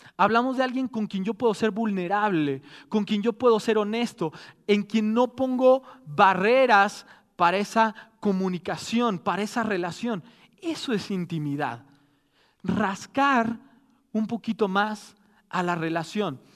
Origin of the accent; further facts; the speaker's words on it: Mexico; somos mexicanos